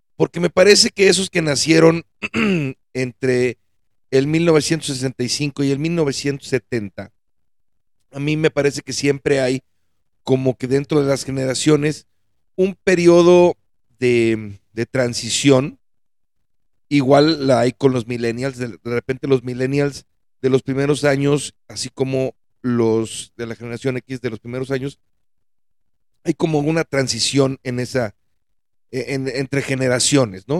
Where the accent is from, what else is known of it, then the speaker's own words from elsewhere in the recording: Mexico; nosotros mexicanos